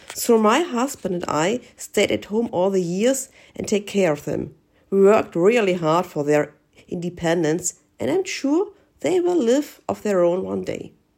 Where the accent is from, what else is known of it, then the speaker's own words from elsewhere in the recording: Germany; from Germany.